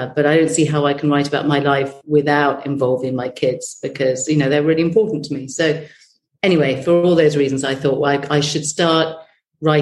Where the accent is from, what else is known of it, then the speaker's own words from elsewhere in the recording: United Kingdom; we're British